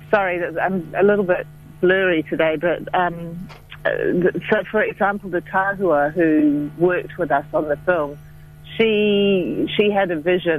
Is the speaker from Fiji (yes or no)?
yes; Fiji; moved away as an adult; also born or lived in Dunedin, New Zealand; now in Wellington, New Zealand; I was a young woman from Fiji, even though in Pākehā skin with a very Fijian mind